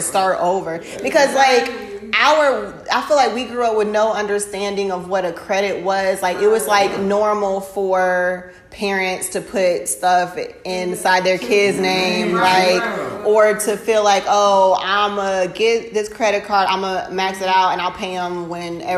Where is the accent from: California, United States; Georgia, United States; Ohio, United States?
Georgia, United States; Gwinnett County; I grew up in the Gwinnett County public school system